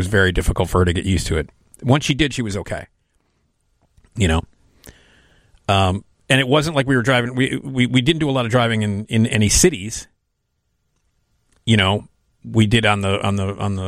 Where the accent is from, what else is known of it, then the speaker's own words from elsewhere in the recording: United States; as an American driver